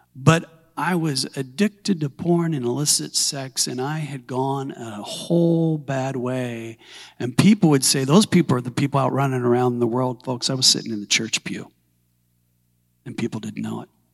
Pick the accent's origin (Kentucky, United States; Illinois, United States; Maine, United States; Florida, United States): Illinois, United States; Southern; moved away as an adult; also born or lived in Forgotten Islands; I was born and raised in industry in Little Assembly of God Church there.